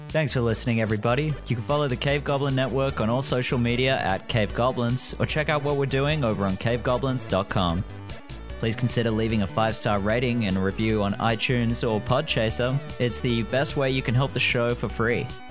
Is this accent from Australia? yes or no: yes; Australia; now in Vancouver, Canada; I'm Australian